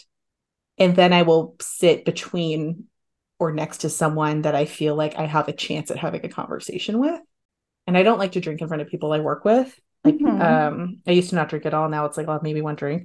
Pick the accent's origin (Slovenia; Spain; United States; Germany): United States; San Diego, California; now in San Francisco, United States; I'm from San Diego.